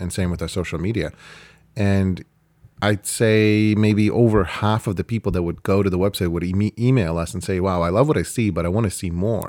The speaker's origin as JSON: {"language": "English", "country": "Canada", "said": "we're Canadian"}